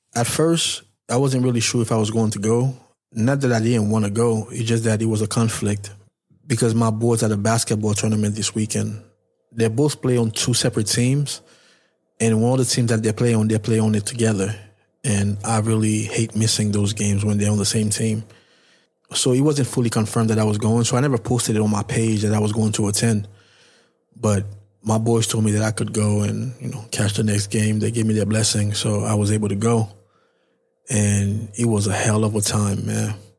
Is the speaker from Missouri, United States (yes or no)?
no; New York, United States; I'm from New York